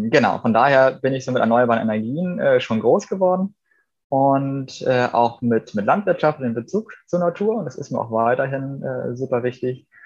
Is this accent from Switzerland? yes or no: yes; Graubünden, Switzerland; Wir haben äh, in den 90ern als Bündner halt schon, schon ganz natürlich mit groß geworden, dass wir eine Solarthermieanlage hatten, um warm Wasser zu machen